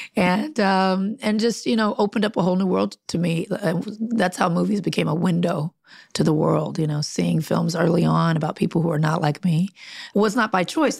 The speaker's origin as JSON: {"language": "English", "town": "Compton", "region": "California", "country": "United States", "tie": "born or raised there", "also_born_or_lived": "Long Beach, California", "said": "grew up in Compton"}